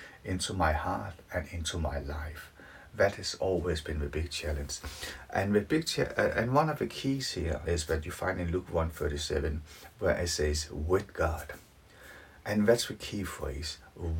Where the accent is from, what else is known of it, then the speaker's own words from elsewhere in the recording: Denmark; moved away as an adult; now in United Kingdom; Originally, I'm from Denmark, but I have lived in the UK for nearly 30 years now.